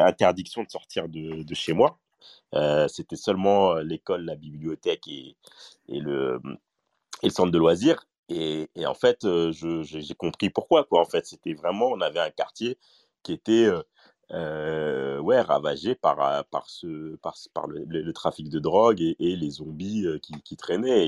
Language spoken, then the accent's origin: French; Paris, Île-de-France, France; moi j'ai grandi à Paris et, spécifiquement à, Stalingrad